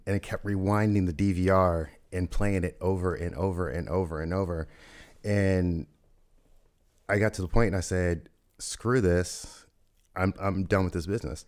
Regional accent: Louisville, Kentucky, United States; moved away as an adult; I grew up in Louisville, Kentucky

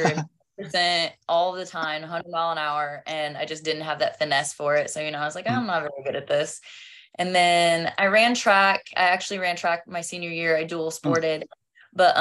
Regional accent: Oxford, Kansas, United States; moved away; also born or lived in Clearwater, Kansas; So just a small town kid. I came from Oxford, Kansas before I moved to Clearwater.

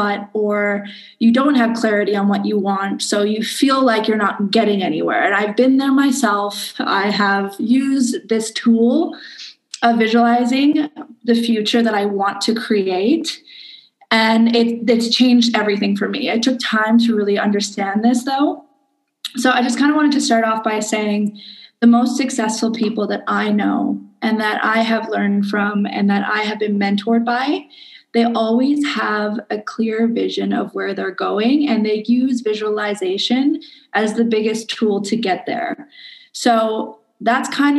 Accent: Canada; now in Indonesia

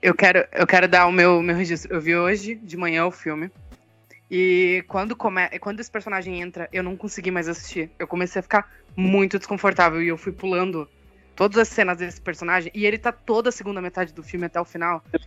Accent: Blumenau, Santa Catarina, Brazil; eu sou de Santa Catarina, eu sou de Blumenau

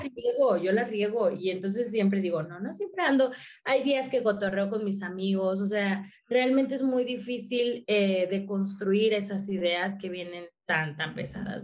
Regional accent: apparently in Mexico City, Mexico; yo soy del barrio, yo soy nativa del barrio, yo crecí en el barrio

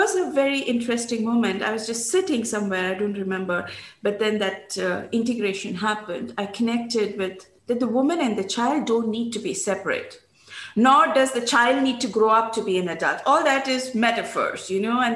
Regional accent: India; moved away; And in growing up in India, I had learned about 5 languages

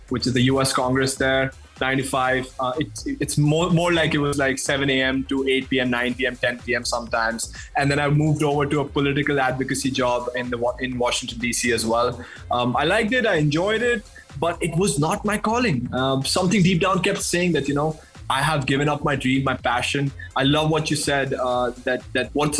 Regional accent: Madhya Pradesh, India; We are in Bandhavgarh National Park in central India, Madhya Pradesh. I've grown up in this state

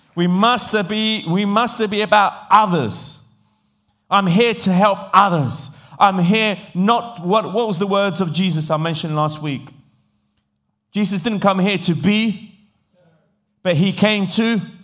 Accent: England, United Kingdom; accent: English; moved away; also born or lived in Italy; I grew up in England

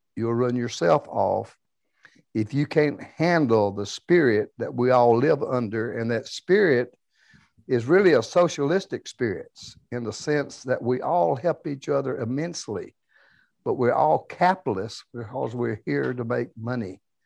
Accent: South Louisiana, United States; moved away; also born or lived in Dallas, Texas; when I was a kid, I was raised in South Louisiana

